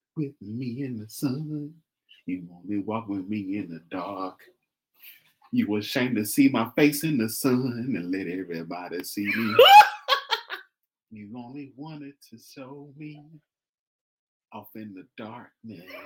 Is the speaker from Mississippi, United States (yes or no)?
yes; Mississippi Delta, United States; I'm from Mississippi. Mississippi Delta, the big I'm a Delta boy, country boy